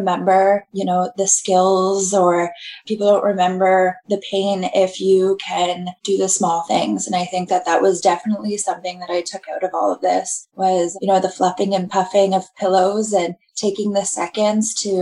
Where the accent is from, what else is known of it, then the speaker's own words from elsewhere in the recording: Kitchener, Ontario, Canada; I'm from Kitchener